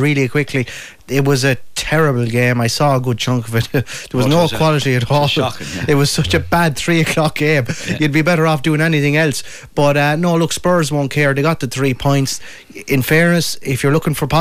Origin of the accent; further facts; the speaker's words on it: Ireland; our history as Irish supporters